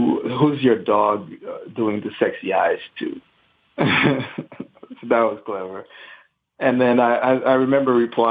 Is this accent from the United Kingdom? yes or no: no; Haiti; now in Miami, United States; I'm 35. I'm from Haiti.